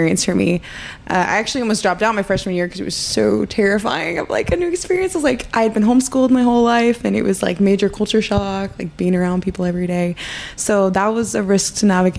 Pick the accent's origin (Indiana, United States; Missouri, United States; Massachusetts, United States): Missouri, United States; Ash Grove; also born or lived in Springfield, Missouri; I grew up in Ash Grove, Missouri, which is like 30 minutes from Springfield